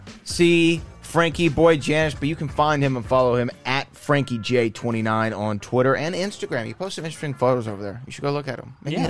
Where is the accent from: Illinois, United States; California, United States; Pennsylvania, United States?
Illinois, United States; Chicago; Yeah. I'm from Chicago, you know?